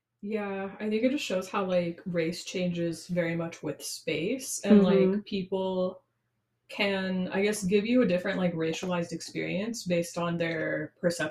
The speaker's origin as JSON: {"language": "English", "region": "Southern California", "country": "United States", "tie": "born or raised there", "also_born_or_lived": "Mexico", "moved": "yes", "said": "now that I'm on the East Coast as well, because I grew up in Southern California"}